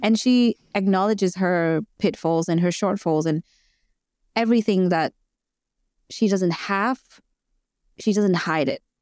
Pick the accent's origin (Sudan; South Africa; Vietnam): Vietnam; moved away as an adult; now in Australia; I am an immigrant in Australia. I moved here five years ago, and Uh, I'm originally from Vietnam